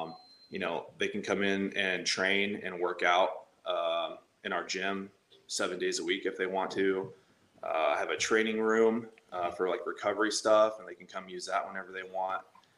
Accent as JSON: {"language": "English", "region": "Indiana", "country": "United States", "said": "Indiana. Yeah, middle of nowhere, one of those small towns you just kind of like keep driving through"}